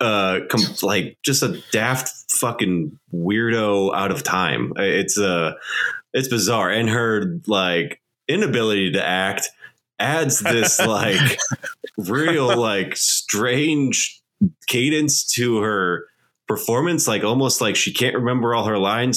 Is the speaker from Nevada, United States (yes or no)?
no; Indianapolis, Indiana, United States; growing up in Indianapolis